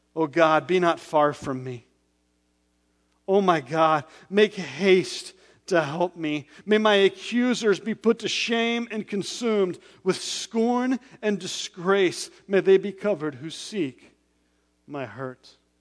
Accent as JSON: {"language": "English", "region": "West Texas", "country": "United States", "tie": "born or raised there", "said": "I was born in West Texas on open roads where there was barely a speed limit"}